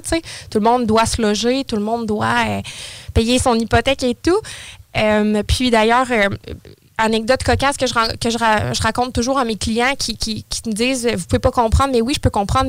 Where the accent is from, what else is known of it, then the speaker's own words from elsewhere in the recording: Saint-Apollinaire, Quebec, Canada; now in Lévis, Canada; J'ai toujours été sur la rive sud, originaire de Saint-Apollinaire. Et là, maintenant, euh, depuis les 15 dernières années, je suis de Lévis